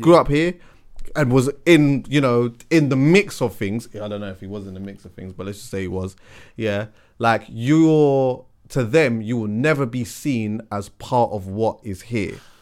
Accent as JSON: {"language": "English", "region": "London", "country": "United Kingdom", "said": "I'm from London"}